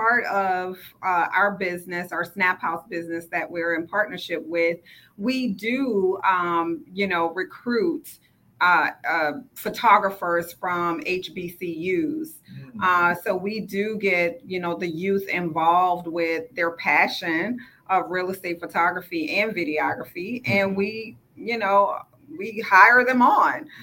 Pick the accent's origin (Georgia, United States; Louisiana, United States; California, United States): Louisiana, United States; New Orleans; accent: twang; moved away as an adult; now in Houston, United States; I'm originally from New Orleans, if you haven't heard my twang come out. But I came to Houston via Hurricane Katrina